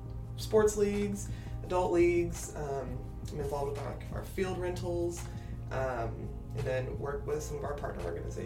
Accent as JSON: {"language": "English", "town": "Kansas City", "region": "Missouri", "country": "United States", "tie": "born or raised there", "said": "I grew up here in Kansas City, Missouri. I was actually a KCPS kid through 8th grade."}